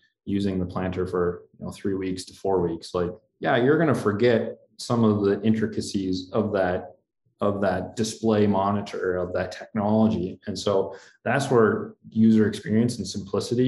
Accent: Wheaton, Minnesota, United States; my hometown co-op is Wheaton Dumont Co-op Elevator

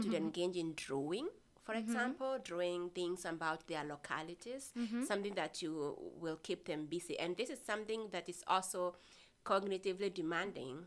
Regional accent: Kenya; first language Kimeru, Swahili; English is a second language; moved away; So I grew up in Kenya, rural setting in Kenya. Mm-hmm. I grew up speaking two languages, Kimeru and Kiswahili.

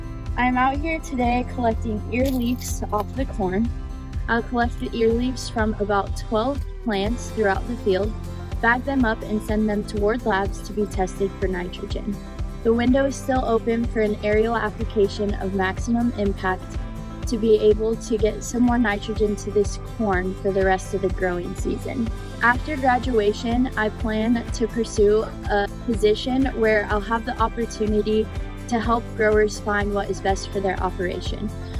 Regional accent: Cozad, Nebraska, United States; This summer, I've done an internship with Nutrien Ag Solutions in my hometown, Cozad, Nebraska.

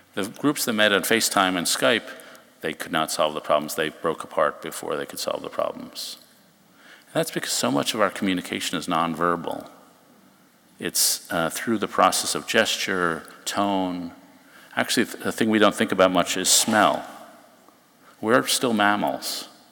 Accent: New York, United States; also born or lived in Chicago; I grew up in New York

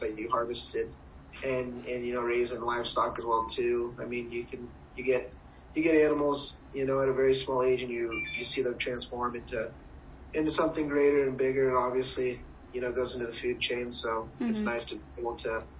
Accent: Friend, Nebraska, United States; I grew up in Friend, and, I mean, it's, like, a little over 1,000 people.

